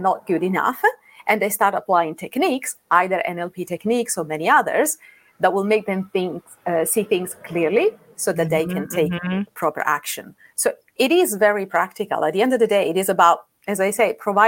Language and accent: English; Rome, Lazio, Italy; moved away as an adult; now in London, United Kingdom; I'm Italian. I live in London. I've been living in London for 9 years, and I'm from what is known to be the most beautiful city in the world. I'm from Rome.